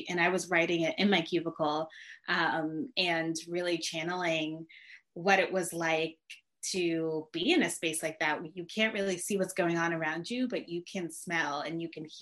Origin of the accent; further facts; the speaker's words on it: Connecticut, United States; moved away as an adult; also born or lived in Chapel Hill, North Carolina; now in Brooklyn, United States; growing up in Connecticut, which is also where I grew up